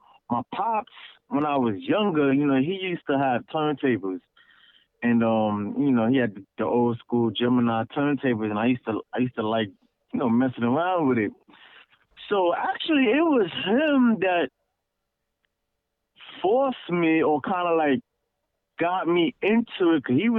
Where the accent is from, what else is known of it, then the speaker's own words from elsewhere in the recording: Brooklyn, New York, United States; I mean, I come from a West Indian household